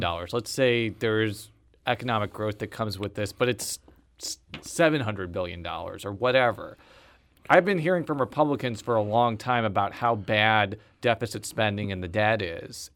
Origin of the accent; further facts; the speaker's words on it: Buffalo Grove, Illinois, United States; moved away as an adult; now in Missouri, United States; Buffalo Grove, Illinois native